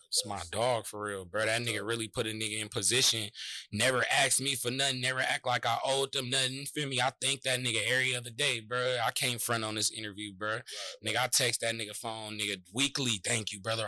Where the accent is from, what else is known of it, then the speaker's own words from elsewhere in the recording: San Francisco, California, United States; We was already going to Leonard R. Flynn across the street from Army Street together